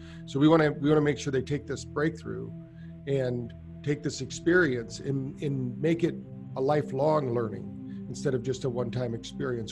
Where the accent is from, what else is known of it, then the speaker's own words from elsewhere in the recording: Battle Creek, Michigan, United States; I grew up in Battle Creek, Michigan